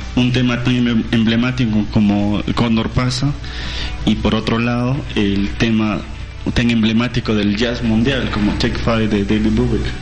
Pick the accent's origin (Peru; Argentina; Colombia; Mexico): Peru; entendernos como nación peruana